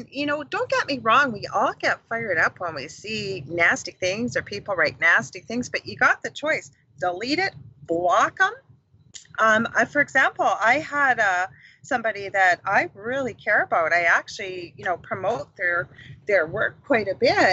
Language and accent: English; Canada; I'm from Canada